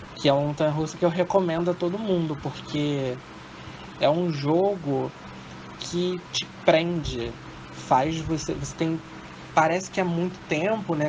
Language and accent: Portuguese; Rio de Janeiro, Brazil; Sou do Rio de Janeiro. Sou do Honório Gurgel, Rio de Janeiro.